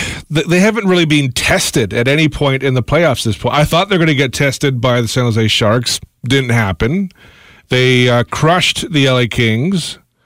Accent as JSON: {"language": "English", "country": "Canada", "said": "I'm a Canadian."}